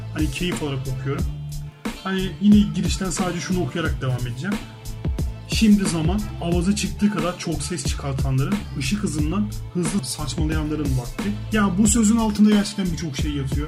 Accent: Istanbul, Turkey; ben İstanbul'da Eyüp Sultan'da büyüdüm

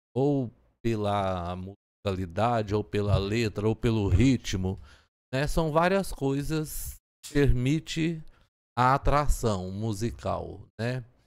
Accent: Turvânia, Goiás, Brazil; eu nasci em Turvânia, que é aqui na região oeste do estado, a 90 quilômetros de Goiânia

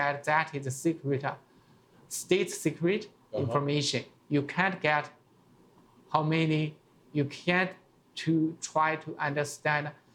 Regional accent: China; English is a second language; moved away; I remember 1970s in my hometown

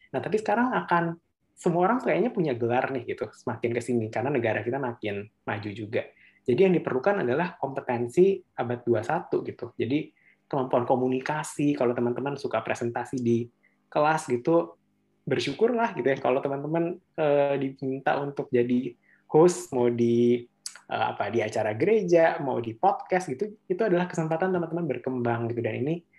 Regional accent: Bogor, West Java, Indonesia; asalnya dari Bogor dan memang sekarang juga uh, tinggal di Bogor

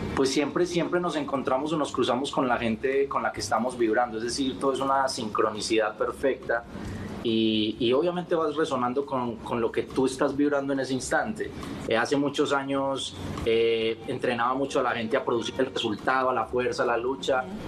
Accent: Colombia; mi país, en Colombia

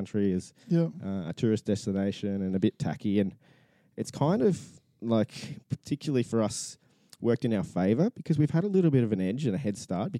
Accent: Gold Coast, Queensland, Australia; I was born and bred on the Gold Coast, and there's not many of us like that.

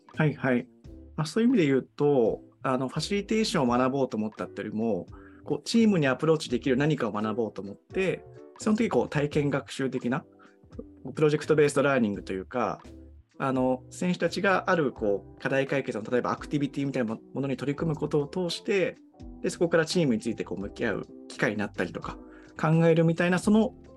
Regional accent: Tohoku, Japan; moved away; あの僕自身東北出身

